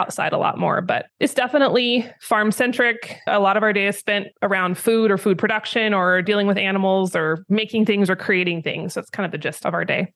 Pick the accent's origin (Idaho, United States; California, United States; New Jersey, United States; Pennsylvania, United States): Idaho, United States; moved away as an adult; also born or lived in Wyoming; I was raised in Idaho, and then I moved to Wyoming when I was eighteen to go to college